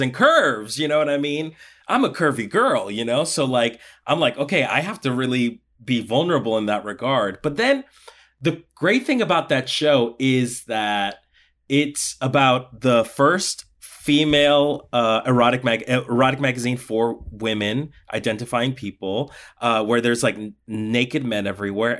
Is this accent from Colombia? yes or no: yes; Colombia; moved away; I was born in Colombia. I'm, I'm from South America. And in Colombia, I did folkloric dancing